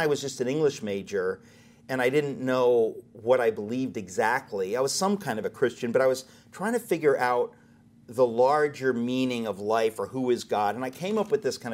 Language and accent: English; Danbury, Connecticut, United States; growing up in Danbury, Connecticut